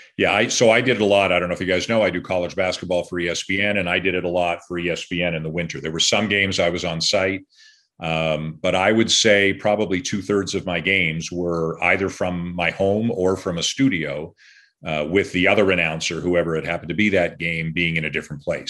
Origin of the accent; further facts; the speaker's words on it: Canada; being Canadian